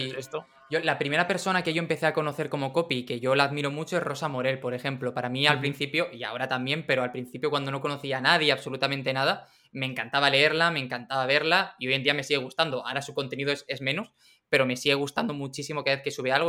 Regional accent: Region of Murcia, Spain; moved away; also born or lived in Madrid; Yo vivía en Madrid y yo, yo soy de Murcia

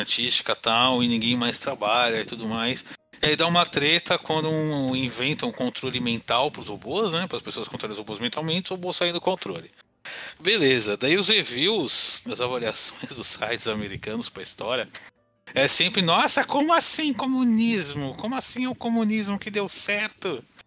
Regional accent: São Paulo, Brazil; eu sou paulista

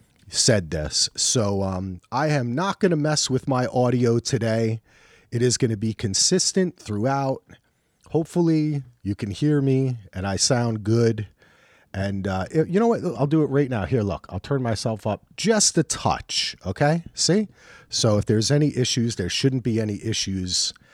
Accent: New Jersey, United States; I'm from Jersey.

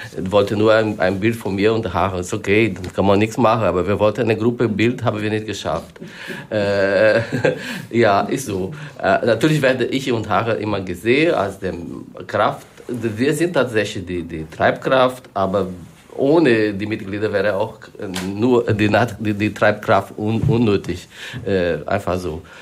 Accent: Brazil; German is a second language; now in Germany; ich komme aus Brasilien

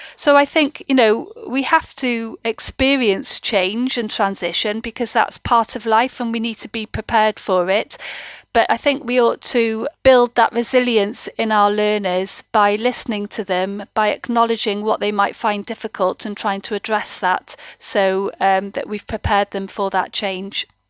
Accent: Wales, United Kingdom; I'm a Welsh speaker, an avid Welsh lady

